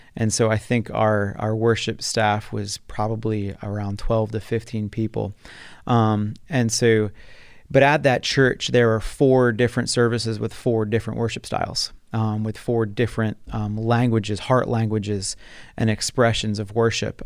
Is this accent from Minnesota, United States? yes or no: no; New Jersey, United States; moved away as an adult; also born or lived in Taylor University, Indiana; I'm originally from South Jersey, which is the southern part of New Jersey, um, which is outside Philadelphia. I was born and raised there